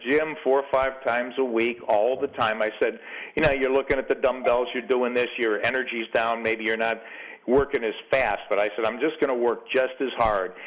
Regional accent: Chicago, Illinois, United States; growing up in Chicago in a poor neighborhood

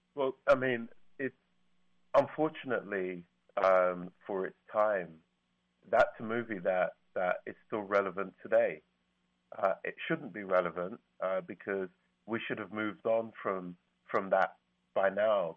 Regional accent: London, United Kingdom; I'm from London.

